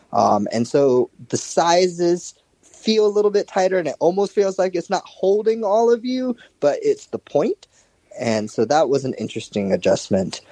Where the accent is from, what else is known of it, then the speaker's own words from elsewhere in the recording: Japan; moved away as an adult; also born or lived in United States; I was born and raised here in Japan and moved to the US for a little bit and finished my college and everything there. I moved back to Japan about five years ago